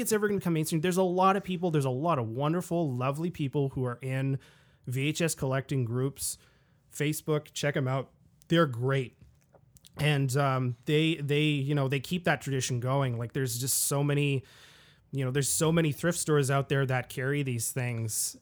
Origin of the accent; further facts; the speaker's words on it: Ottawa, Ontario, Canada; back in my hometown of Ottawa, Ontario, Canada